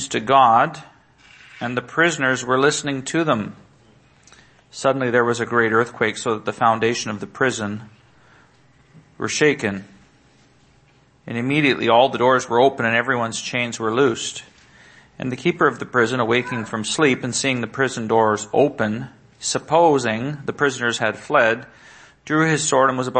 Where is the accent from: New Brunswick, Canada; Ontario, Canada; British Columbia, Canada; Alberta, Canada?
British Columbia, Canada; Salmon Arm; My family, we're from Salmon Arm, or from British Columbia, but my family was from Salmon Arm. It's a small town, 4 hours, 5 hours north of Vancouver.